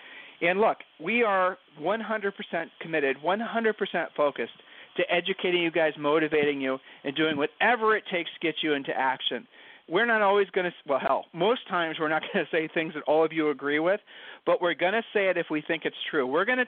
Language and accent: English; Ohio, United States; from Ohio.